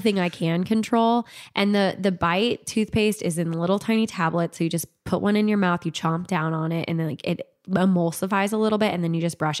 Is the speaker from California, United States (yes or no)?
yes; California, United States; I was born in California and, like, went to elementary school in, in California